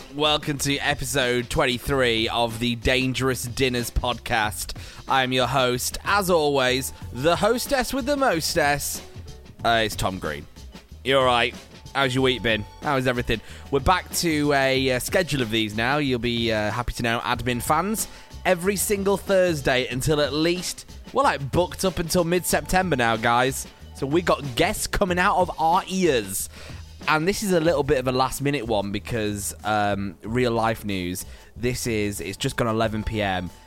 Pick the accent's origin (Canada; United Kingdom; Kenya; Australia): United Kingdom; Preston, North West England; I grew up in Preston, and I think although Preston is a little bit bigger than that, I grew sort of outside of Preston